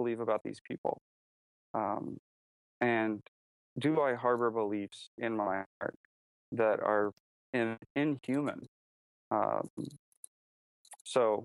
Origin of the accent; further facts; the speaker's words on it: United States; moved away as an adult; also born or lived in China; I was an American